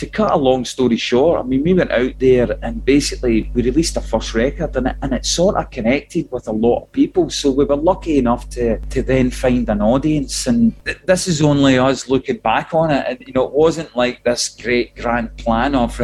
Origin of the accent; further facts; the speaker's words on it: Clydebank, Scotland, United Kingdom; We come from Clyde Bank, which is on the banks of the Clyde, so there were shipyards all around us.